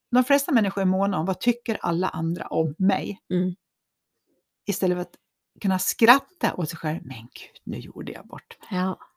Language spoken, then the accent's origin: Swedish; Köping, Västmanland, Sweden; Jag är från Köping.